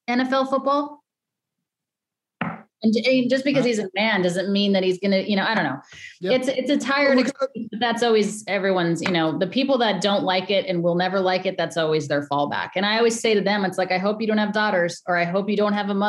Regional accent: Denver, Colorado, United States; moved away; back in Denver, which is my hometown

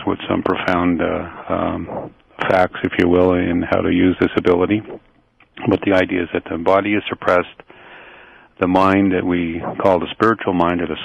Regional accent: London, Ontario, Canada; London, where I'm from here, my hometown

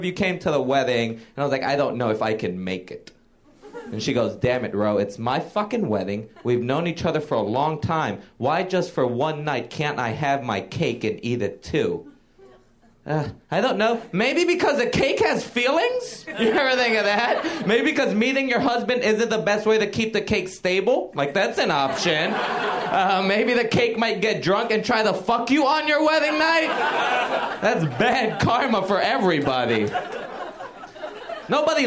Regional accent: Puerto Rico; now in New York, United States; I grew up in Puerto Rico

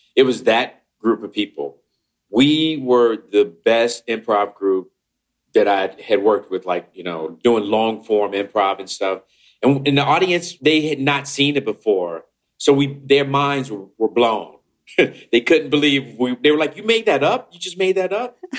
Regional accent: Chicago, Illinois, United States; I was this nerd from Chicago

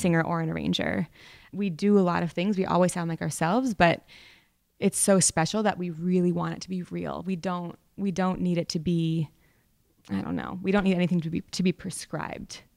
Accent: Vermont, United States; I come from Vermont. I grew up in a public school that didn't really have a jazz program.

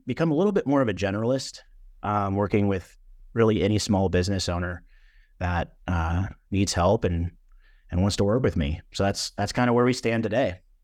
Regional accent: Orange County, California, United States; moved away as an adult; now in Nashville, United States; I'm originally from Orange County, California, Southern California.

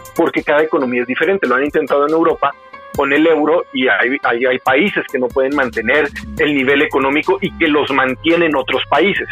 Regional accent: Mexico; now in Guadalajara, Mexico

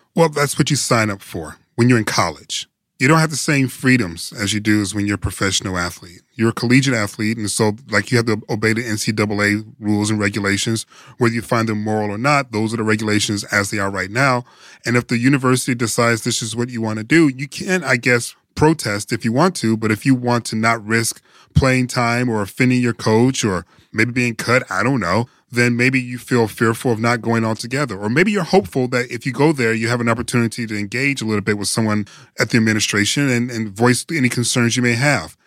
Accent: Detroit, Michigan, United States; I'm from Detroit.

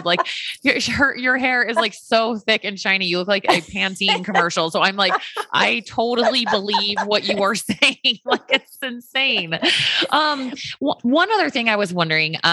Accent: the South, United States; I have Tang growing up. I'm from the South

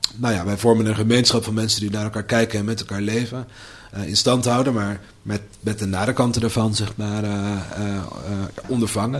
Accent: Amsterdam, North Holland, Netherlands; moved away as an adult; now in Deventer, Netherlands; als Amsterdammer

